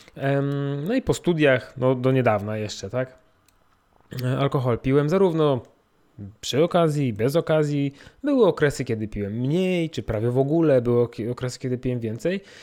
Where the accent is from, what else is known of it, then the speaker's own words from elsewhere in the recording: Poland; jestem Polakiem, mam, urodziłem się w Polsce, mam polski paszport